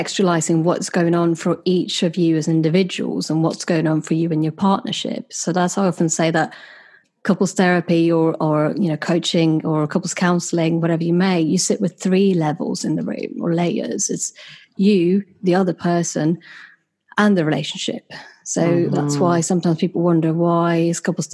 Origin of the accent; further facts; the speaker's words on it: Sweden; moved away as an adult; now in United Kingdom; having been born and raised in Sweden and then having moved to the UK about 10 years ago